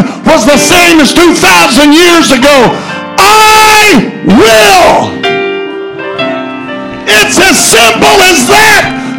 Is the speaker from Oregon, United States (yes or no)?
no; Colorado, United States; moved away; I was raised in Colorado.